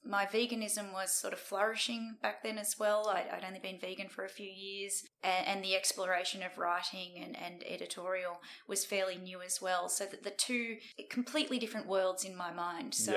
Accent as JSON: {"language": "English", "town": "Sydney", "region": "New South Wales", "country": "Australia", "tie": "born or raised there", "said": "I grew up in the Sydney suburbs, and it was a pretty ordinary childhood"}